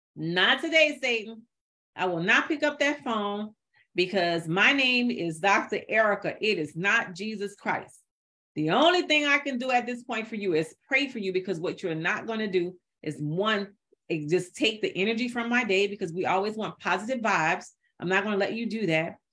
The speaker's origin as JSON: {"language": "English", "town": "New Orleans", "region": "Louisiana", "country": "United States", "tie": "born or raised there", "said": "I'm from New Orleans, Louisiana, and I grew up, yeah, part of my life is in the project"}